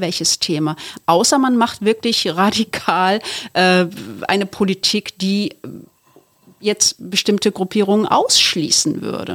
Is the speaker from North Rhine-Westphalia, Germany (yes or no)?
yes; Duisburg, North Rhine-Westphalia, Germany; ich komme aus Duisburg. Und dann denken wir immer so, ich meine, du bist so deutsch und ich bin so in einer türkischen Familie in Duisburg aufgewachsen